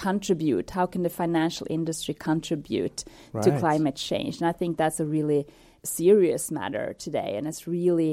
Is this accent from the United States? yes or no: no; Luleå, Norrbotten County, Sweden; I'm from Luleå.